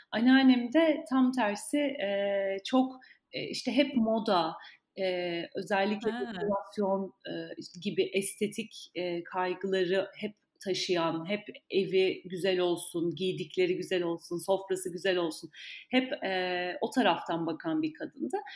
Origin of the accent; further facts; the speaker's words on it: Ankara, Turkey; Ben Ankara doğumluyum. Ankara'da doğdum, büyüdüm.